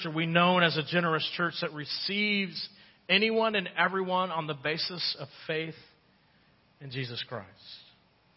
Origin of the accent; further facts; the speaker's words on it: United States; as an American